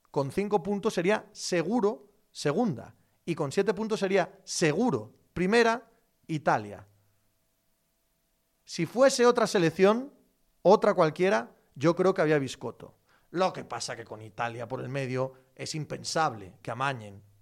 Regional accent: Spain; also born or lived in Sweden; yo, que soy español y sueco preferí que empataran los dos equipos.

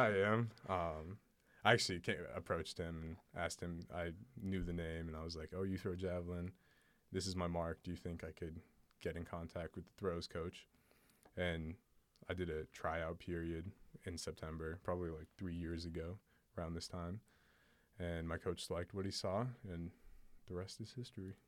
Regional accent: Portland, Oregon, United States; I grew up in Portland, Oregon

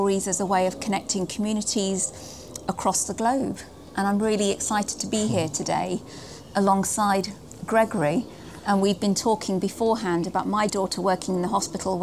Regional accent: Nottingham, East Midlands, United Kingdom; also born or lived in Hounslow / Hayes / Southall / Slough; now in Chilterns, United Kingdom; I was raised in Nottingham, and then I moved to Hounslow.

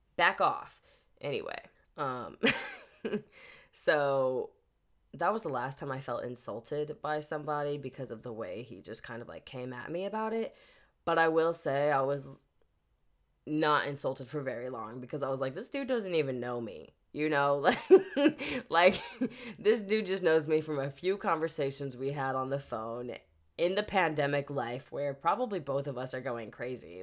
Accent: Wood River, Illinois, United States; moved away; Wood River, which is my hometown

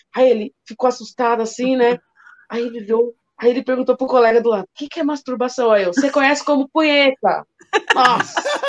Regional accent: São Paulo, Brazil; Eu venho né, daqui da periferia da Zona Norte de São Paulo

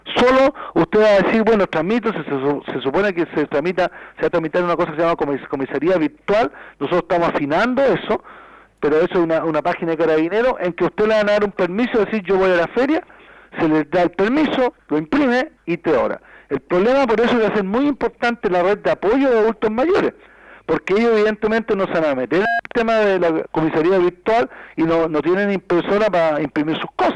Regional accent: Chile

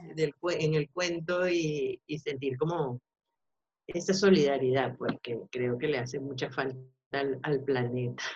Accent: Venezuela; also born or lived in Spain; now in Madrid, Spain; somos nosotros los venezolanos

